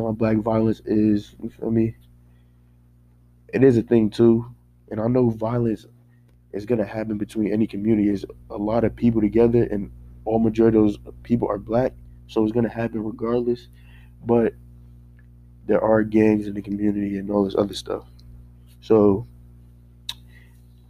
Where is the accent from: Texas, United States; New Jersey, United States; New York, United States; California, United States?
New Jersey, United States; Paterson; growing up in Paterson, New Jersey